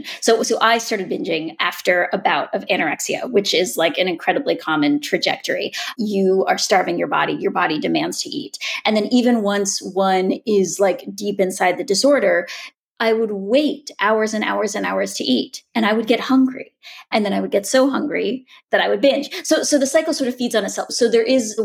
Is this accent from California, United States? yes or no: no; Boulder, Colorado, United States; sitting in my mother's kitchen in the house I grew up in Boulder